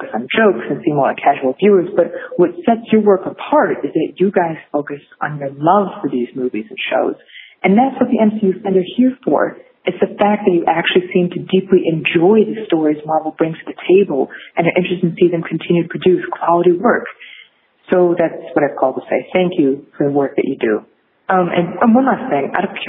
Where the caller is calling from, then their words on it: Connecticut, United States; I'm calling in from Connecticut.